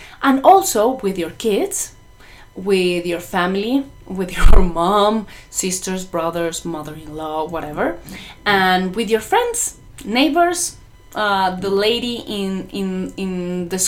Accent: Mexico; English is a second language; because of my accent. I'm not an English native speaker. I'm Mexican

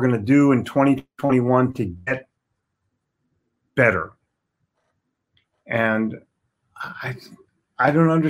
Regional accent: Philadelphia, Pennsylvania, United States; also born or lived in New York City; I'm from Philly

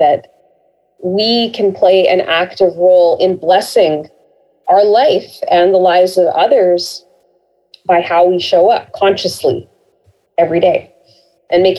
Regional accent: Canada; growing up in Canada and in a very multicultural kind of community

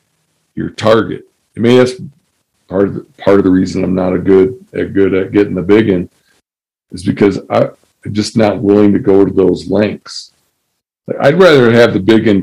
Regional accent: Michigan, United States; also born or lived in Seattle; where I grew up in Michigan

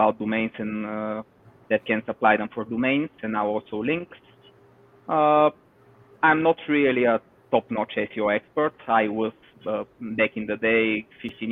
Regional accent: Bulgaria; from Bulgaria

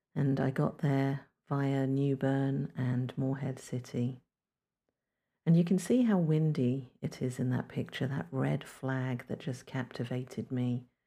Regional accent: London, United Kingdom; now in North Carolina, United States; I'm originally from London, England, but these days I live in North Carolina on the East Coast of the United States

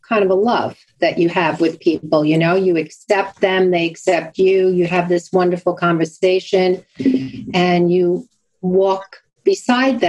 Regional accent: Long Island, New York, United States; accent: Brooklyn sort of Long Island; also born or lived in Brooklyn, New York; I was born in Brooklyn and I'm proud to have my Brooklyn sort of Long Island accent because that's where I'm from. I'm from Long Island

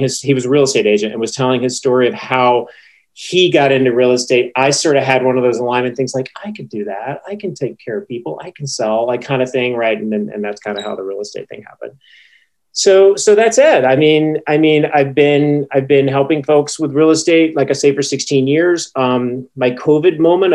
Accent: East Texas, United States; moved away; Growing up in East Texas, especially, back in the 80s and the 90s

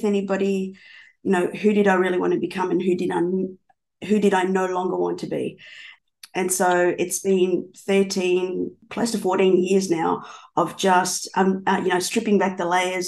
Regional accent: Melbourne, Victoria, Australia; also born or lived in Buenos Aires, Argentina; I'm from Melbourne, Australia

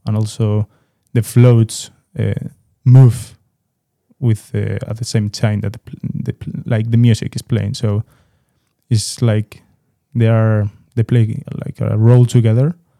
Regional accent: Madrid, Community of Madrid, Spain; I'm from Madrid, but I also have the opportunity to have my father in Seville and visit Seville a lot

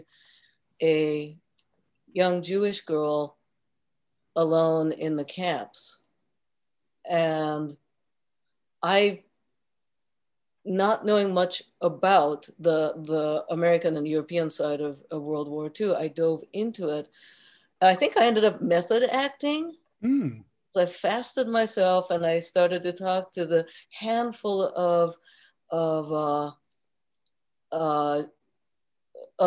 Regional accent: Tokyo, Japan; moved away; also born or lived in Kyoto, Japan; So when I grew up in Japan, born in Kyoto and raised in Tokyo

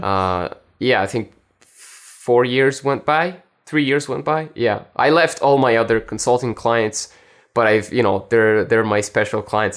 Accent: Italy; also born or lived in France; I was born in France and, uh, I grew up in Italy.

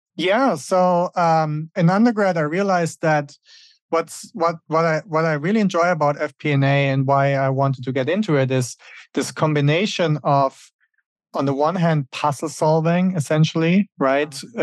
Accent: Germany; moved away as an adult; also born or lived in Switzerland; now in United States; Originally, I'm from Germany, and that's where I grew up.

